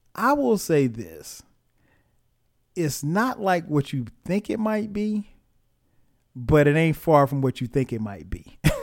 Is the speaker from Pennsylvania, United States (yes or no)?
no; Florence, South Carolina, United States; I'm from Florence, South Carolina.